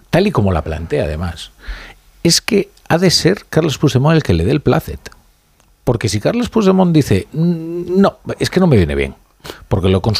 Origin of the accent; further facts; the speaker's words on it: Galicia, Spain; soy gallego.